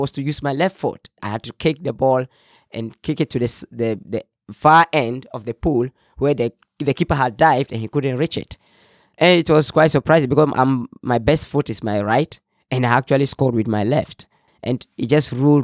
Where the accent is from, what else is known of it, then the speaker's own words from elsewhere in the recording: Tamale, Northern Region, Ghana; also born or lived in Austin, Minnesota; I'm from Ghana. I'm from Tamale, the northern part of Ghana